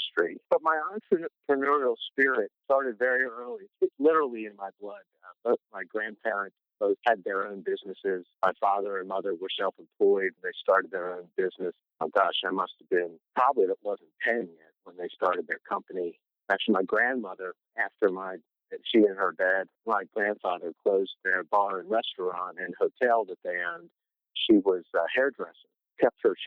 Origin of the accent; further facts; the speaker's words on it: Pennsylvania, United States; moved away as an adult; also born or lived in Maryland; now in Southern Virginia, United States; I grew up in Pennsylvania